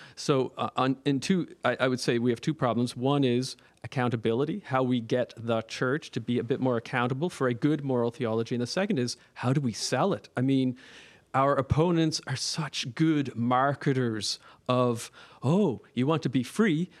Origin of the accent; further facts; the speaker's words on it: Nova Scotia, Canada; also born or lived in Toronto; I'm from, uh, Nova Scotia, and I'm a priest of Toronto.